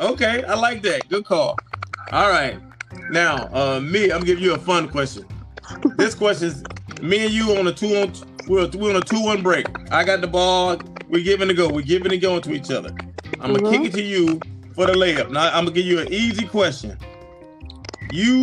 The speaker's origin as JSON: {"language": "English", "town": "Toledo", "region": "Ohio", "country": "United States", "tie": "born or raised there", "also_born_or_lived": "Louisville, Kentucky / Montgomery, Alabama", "moved": "yes", "lives_now": "Los Angeles, United States", "said": "I grew up in Toledo, Ohio, and in Louisville, Kentucky."}